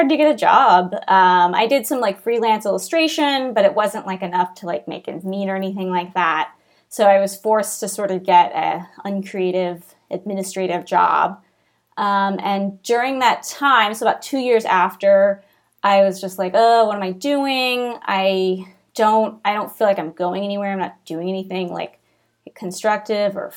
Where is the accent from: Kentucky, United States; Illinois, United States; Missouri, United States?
Missouri, United States; Kansas City; moved away; I grew up in Kansas City, Missouri